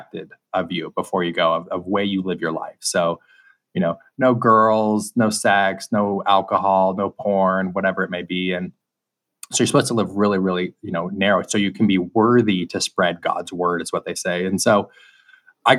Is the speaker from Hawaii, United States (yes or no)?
no; Salt Lake City, Utah, United States; I grew up in Salt Lake City, Utah, and I was raised in a bubble